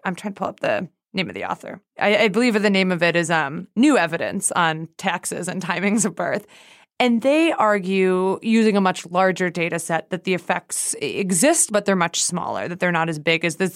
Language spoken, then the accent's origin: English; Canada; moved away; I was born in Canada